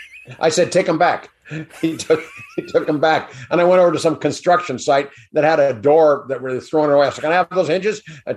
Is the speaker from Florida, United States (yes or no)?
no; Balboa, California, United States; also born or lived in Hollywood / New York; we moved down to the beach, down in Balboa, where I grew up.